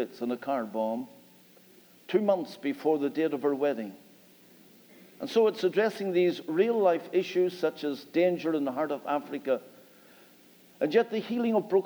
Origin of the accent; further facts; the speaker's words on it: Northern Ireland, United Kingdom; We come from Northern Ireland and our accent is a little bit different.